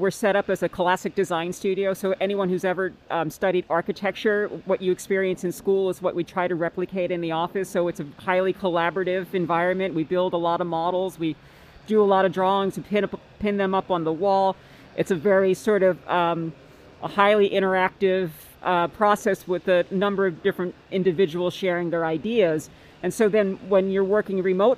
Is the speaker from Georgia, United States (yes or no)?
no; Northeast Pennsylvania, United States; moved away as an adult; also born or lived in Maryland, United States; now in Seattle, United States; I'm a native from Northeast Pennsylvania